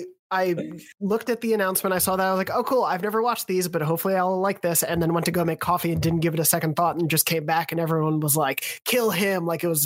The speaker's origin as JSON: {"language": "English", "region": "New York", "country": "United States", "tie": "born or raised there", "said": "like growing up on Long Island, the town I grew up in was where the actual, like, based on the events of like the toll booth shooting happened."}